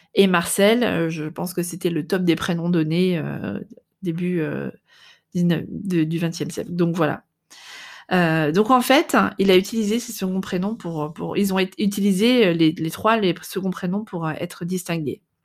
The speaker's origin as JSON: {"language": "French", "country": "France", "moved": "yes", "lives_now": "Netherlands"}